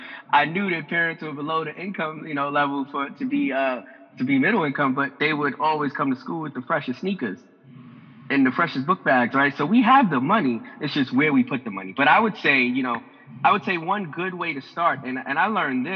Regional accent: Harlem, New York, United States; especially for, you know, people like us growing up in Harlem and our demographic to grasp

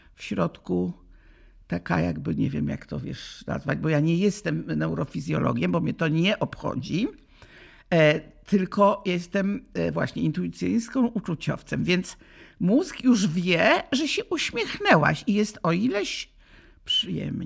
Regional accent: Łódź, Łódź Voivodeship, Poland; żegnałam się z parkami w Łodzi, bo jestem z Łodzi

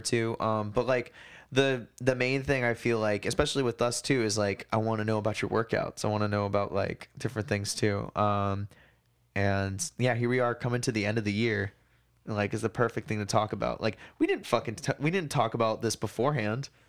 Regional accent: Hawaii, United States; now in Portland, United States; I grew up on that in Hawaii

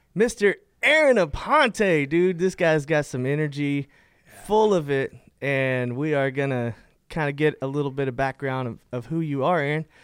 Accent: Fort Worth, Texas, United States; I am from Fort Worth, Texas, born and raised native here

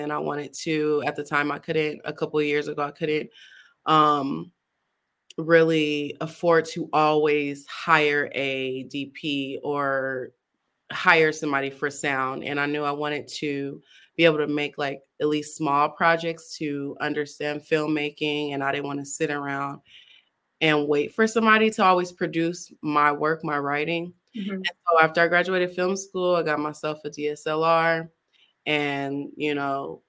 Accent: California, United States; moved away as an adult; now in Arizona, United States; I am actually from California. I've been back and forth between California and Arizona

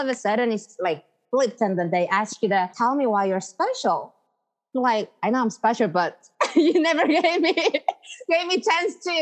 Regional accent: Seoul, South Korea; I'm from Seoul and I live in Seoul. I lived almost my whole life in Seoul

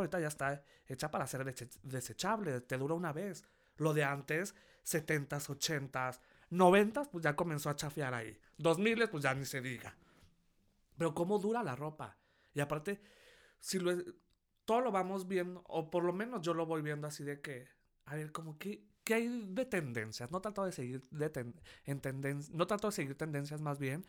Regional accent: Durango, Mexico; moved away as an adult; now in Mexico City, Mexico; Yo llevo siete años aquí en la Ciudad de México. Bueno, pero si no lo saben, soy de Durango

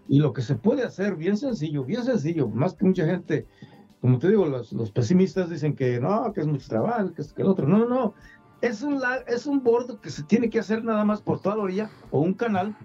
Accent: Iramuco, Guanajuato, Mexico; mi pueblo

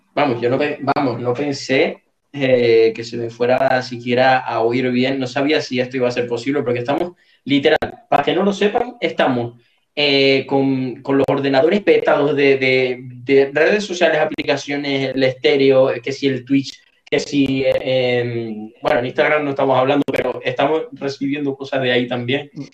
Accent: Puntallana, Canary Islands, Spain; Yo soy de Punta Llana

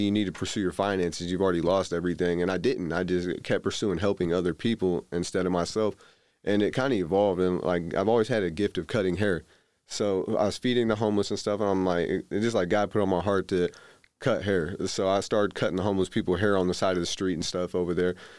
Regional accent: Indianapolis, Indiana, United States; I grew up primarily in Indianapolis

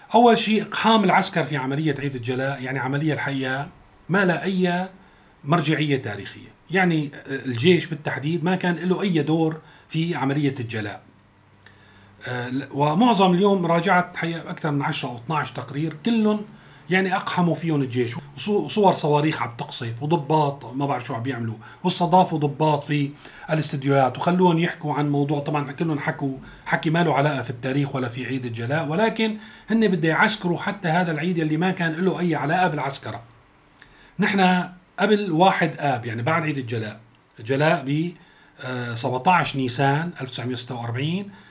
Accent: Syria

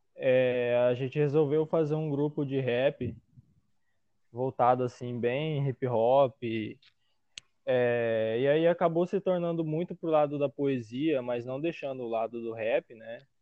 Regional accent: Várzea Grande, Mato Grosso, Brazil; Sou de Varza Grande

